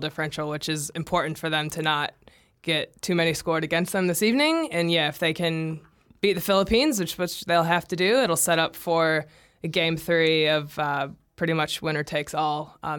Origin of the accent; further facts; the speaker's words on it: United States; now in New Zealand; I've already seen my home country win a World Cup once